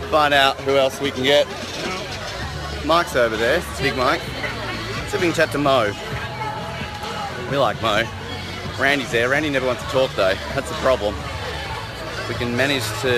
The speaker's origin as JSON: {"language": "English", "country": "Australia", "said": "as an Australian"}